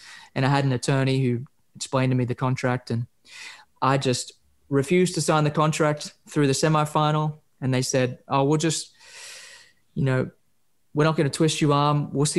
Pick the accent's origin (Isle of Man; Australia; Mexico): Australia; I play the guitar. I'm from Australia.